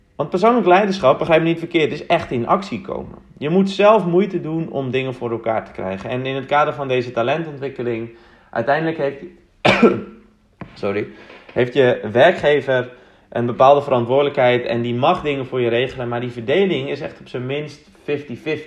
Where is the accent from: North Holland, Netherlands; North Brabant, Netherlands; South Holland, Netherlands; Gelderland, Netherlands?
North Holland, Netherlands; Uitgeest; now in Amsterdam, Netherlands; Ik ben opgegroeid in Mooi Uitgeest